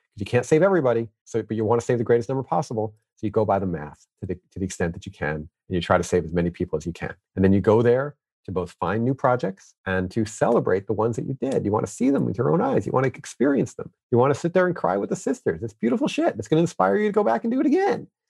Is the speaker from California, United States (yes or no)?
no; New York, United States; me growing up in New York